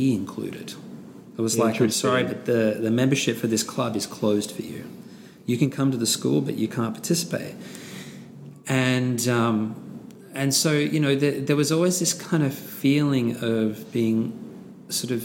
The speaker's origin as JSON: {"language": "English", "country": "Australia", "said": "my Australian white Caucasian sort of cohort"}